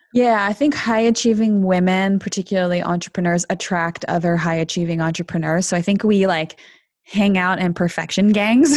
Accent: Canada; also born or lived in Argentina / Toronto / Montreal; I was born in Argentina to Argentine parents, but I grew up in Canada

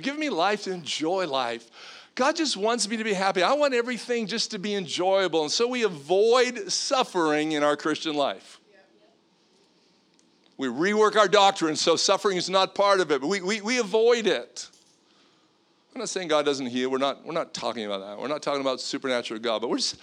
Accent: Canada; me being Canadian

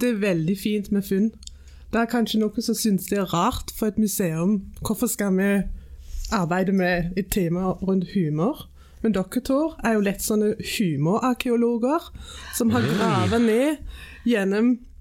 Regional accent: Silkeborg, Central Denmark Region, Denmark; Norwegian is a second language; moved away as an adult; also born or lived in England / Greenland; now in Suldal, Norway; Jeg er født og oppvokst i Danmark

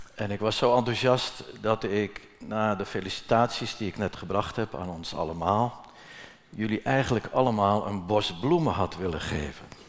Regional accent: Netherlands; moved away; waar ik geboren ben. Dat is anderhalve kilometer hier verderop aan de hoofdweg, mijn geboortehuis

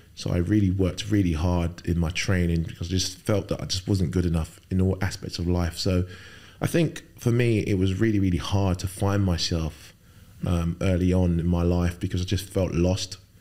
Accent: London, United Kingdom; also born or lived in Lagos, Nigeria; spent best, best part of my life growing up in London, uh, most of it in Fulham

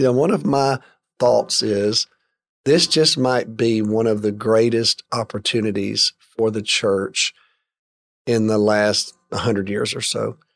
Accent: Alabama, United States; I grew up in the state of Alabama

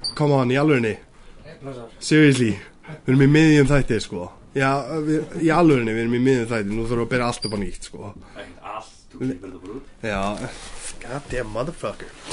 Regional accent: Iceland; við erum Íslendingar

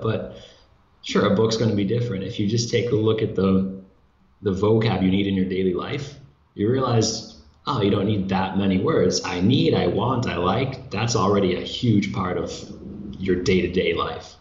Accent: United States; moved away as an adult; now in Brazil; I'm an American living in Brazil

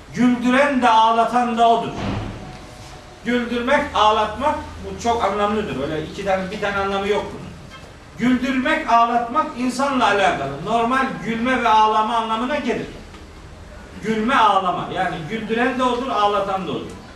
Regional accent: our Black Sea region, Turkey

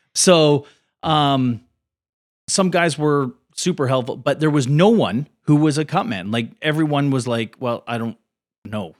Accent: Port Coquitlam, British Columbia, Canada; also born or lived in New Westminster / Burnaby; I was born in New West, but I, I, uh, was raised in Porquitlam.

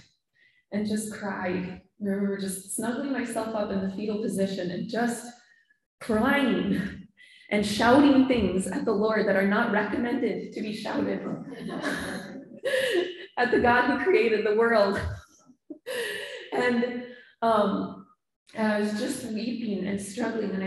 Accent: Minnesota, United States; moved away as an adult; also born or lived in Michigan; We're both from Minnesota, but we lived in Michigan for 10 years and finally came back during COVID

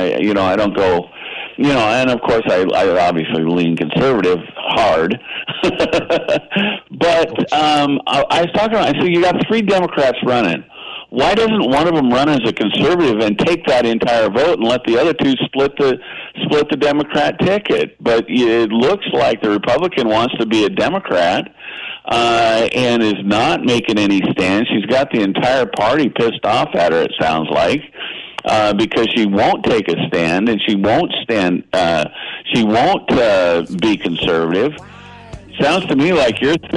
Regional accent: Eugene, Oregon, United States; I grew up in Eugene

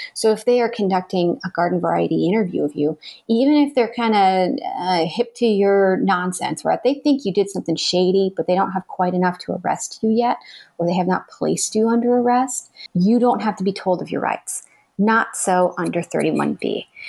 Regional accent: Arizona, United States; moved away; my home state of Arizona

